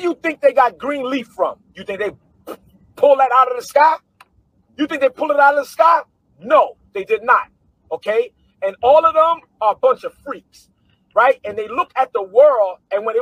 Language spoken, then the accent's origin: English; New York City, New York, United States; I come from Brooklyn.